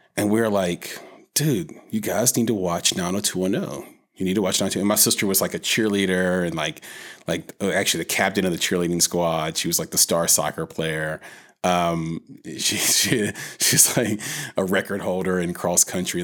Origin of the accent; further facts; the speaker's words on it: Nashville, Tennessee, United States; growing up in Nashville in the nineties